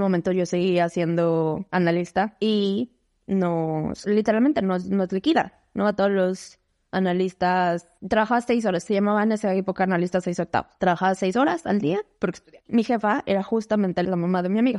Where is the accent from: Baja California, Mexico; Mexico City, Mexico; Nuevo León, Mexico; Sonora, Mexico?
Mexico City, Mexico; moved away as an adult; Nací en la Ciudad de México, viví toda mi vida en la Ciudad de México.